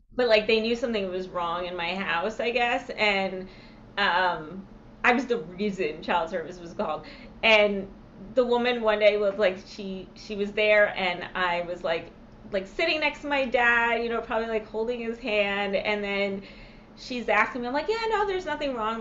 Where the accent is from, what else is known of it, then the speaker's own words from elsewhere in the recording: New York, United States; when I lived when I growing up in New York